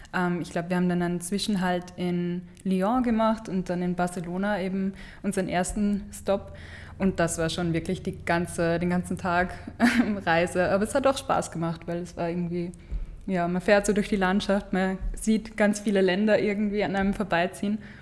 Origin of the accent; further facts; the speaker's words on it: Steyr, Upper Austria, Austria; moved away as an adult; now in Vienna, Austria; ich komme von, aus Steyr, ähm, aus Oberösterreich